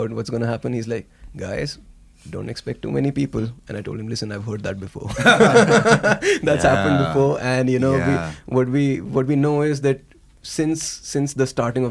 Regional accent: India; we're from India, you know, we have a lot of people.

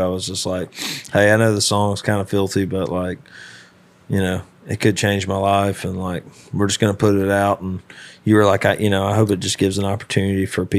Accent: Birmingham, Alabama, United States; me and you are more from, like, the inner city of Birmingham.

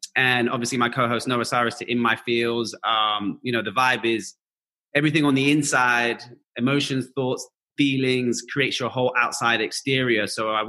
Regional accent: London, United Kingdom; born or raised there

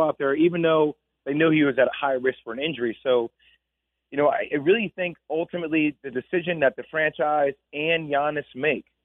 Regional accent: New Jersey, United States; we're both from Jersey. We're both from St. Joseph Metuchen.

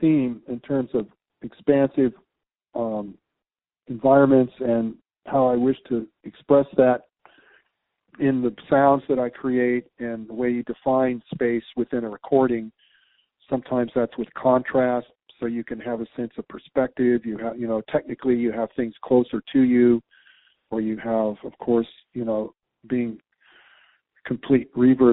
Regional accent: San Diego, California, United States; now in Tucson, United States; growing up in San Diego and Southern Cal and going to the, you know, growing up in deserts and all

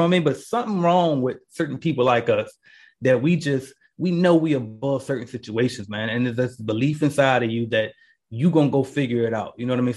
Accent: Portsmouth, Virginia, United States; moved away; I'm from Portsmouth, Virginia, Pistol City

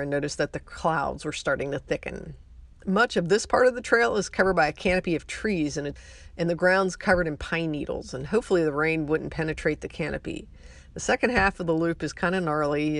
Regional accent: Ohio, United States; now in McAllen, United States; I was born in Ohio

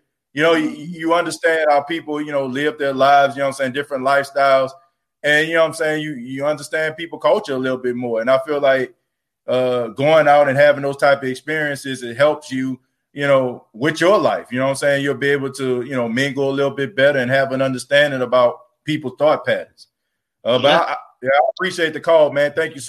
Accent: New Orleans, Louisiana, United States; moved away as an adult; also born or lived in Dallas; now in Myrtle Beach, United States; growing up in New Orleans. I grew up around a whole bunch of African Americans.

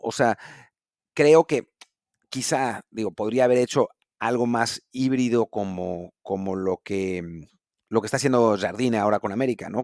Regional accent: Mexico

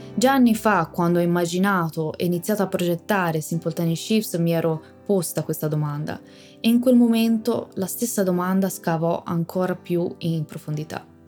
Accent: Tuscany, Italy; sono toscana

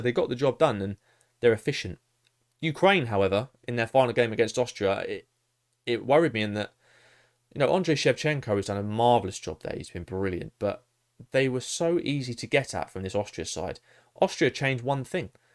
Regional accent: England, United Kingdom; as an Englishman

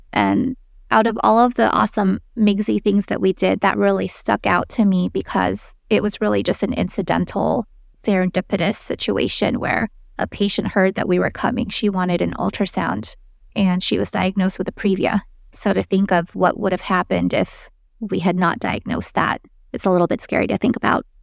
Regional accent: Philippines; now in United States; I'm originally from the Philippines, but I did my formal training here in the States

